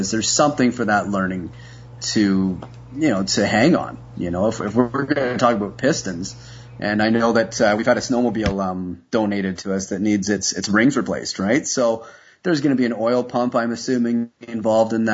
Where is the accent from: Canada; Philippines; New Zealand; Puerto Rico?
Canada; I'm a Canadian